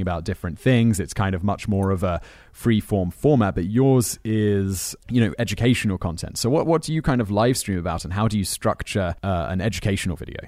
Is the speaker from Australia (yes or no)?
no; Headcorn, South East England, United Kingdom; I grew up near, uh, between, in a village called Headcorn, which is between Maidstone